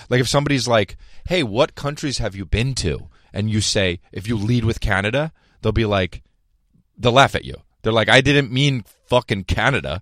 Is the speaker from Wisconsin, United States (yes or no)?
no; New Jersey, United States; I'm from New Jersey